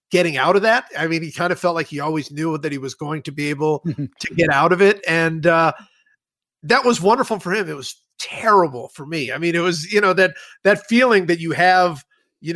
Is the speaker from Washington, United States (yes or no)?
no; Cleveland, Ohio, United States; I grew up in Cleveland